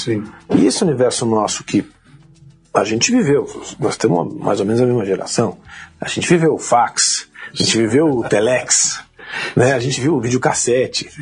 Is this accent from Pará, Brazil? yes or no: no; São Paulo, Brazil; Nasci aqui em São Paulo